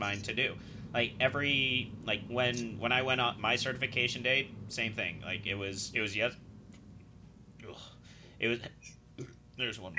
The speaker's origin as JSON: {"language": "English", "region": "Utah", "country": "United States", "tie": "born or raised there", "moved": "yes", "said": "growing up in Utah, I've been prepping for this shit my whole life"}